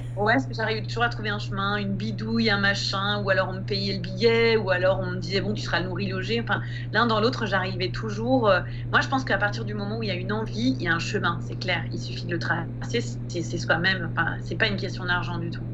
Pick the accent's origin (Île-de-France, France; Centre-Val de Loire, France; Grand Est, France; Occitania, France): Île-de-France, France; moved away as an adult; Moi, j'ai grandi en Île-de-France et je suis restée en Île-de-France jusqu'à mes 30 ans